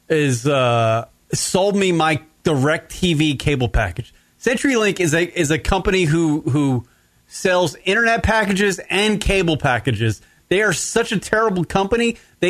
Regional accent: United States; I'm American

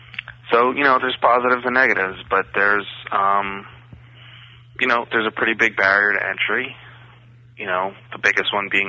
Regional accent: Bronx, New York, United States; See, I'm from the Bronx, and the only horses I knew had policemen on them.

